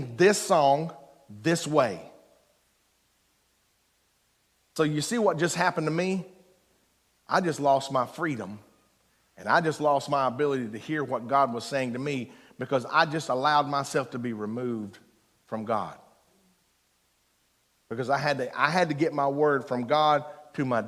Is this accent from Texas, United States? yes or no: no; Eastern Kentucky, United States; I'm from Eastern Kentucky, so one hand in the dirt